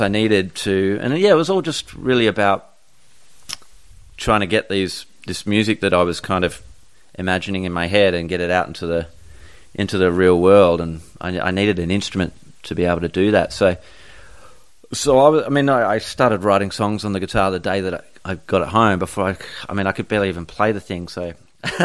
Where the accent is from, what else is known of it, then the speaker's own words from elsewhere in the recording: Perth, Western Australia, Australia; I grew up in Bull Creek, and Fremantle was kind of where we would hang out